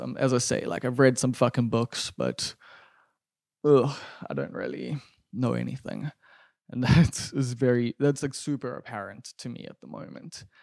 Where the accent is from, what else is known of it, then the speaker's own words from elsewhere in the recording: Durban, KwaZulu-Natal, South Africa; growing up in Umbilo, like this isn't Frenton, this isn't Stunton